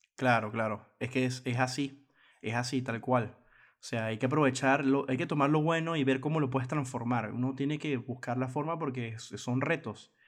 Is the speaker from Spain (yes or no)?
no; Venezuela; en mi país Venezuela